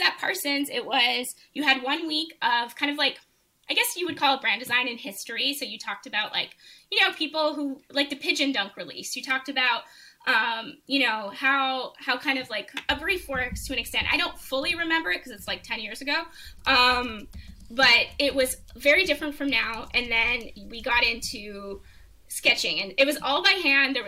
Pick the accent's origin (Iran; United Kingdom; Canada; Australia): Canada; as an international student, which I would have been as a Canadian at the time